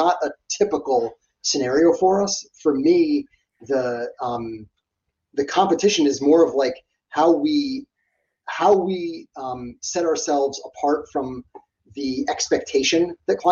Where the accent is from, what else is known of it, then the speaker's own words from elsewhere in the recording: New York, United States; I'm born and raised in New York.